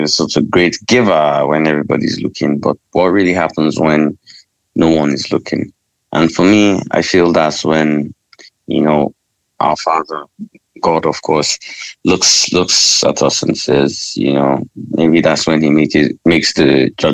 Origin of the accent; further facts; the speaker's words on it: Northern Nigeria, Nigeria; I'm a Nigerian. I was raised in the country.